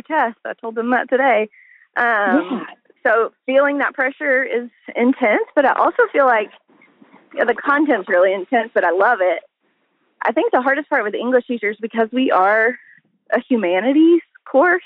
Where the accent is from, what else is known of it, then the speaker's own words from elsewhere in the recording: El Dorado, Arkansas, United States; moved away as an adult; now in Northwest Arkansas, United States; I grew up in El Dorado